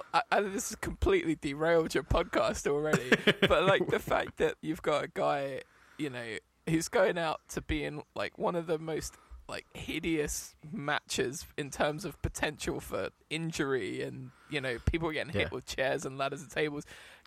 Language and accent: English; England, United Kingdom